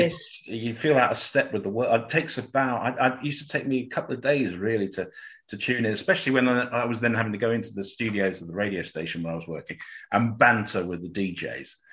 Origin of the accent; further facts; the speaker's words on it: Cambridge, East of England, United Kingdom; I'm from Cambridge